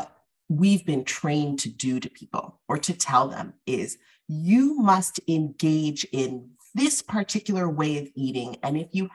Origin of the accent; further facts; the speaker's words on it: the Northeast, Massachusetts, United States; I was born in the Northeast and I'm of Afro-Caribbean descent